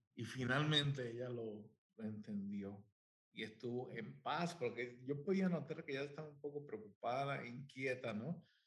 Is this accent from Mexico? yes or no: no; Puerto Rico; now in United States; soy de Puerto Rico. Ah, este, ahí nací, nací, crecí en, en hogar de pastor.